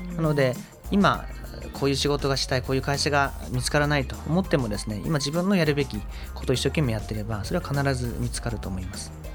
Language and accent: Japanese; Fukuoka, Japan; moved away as an adult; also born or lived in Aichi; 福岡出身です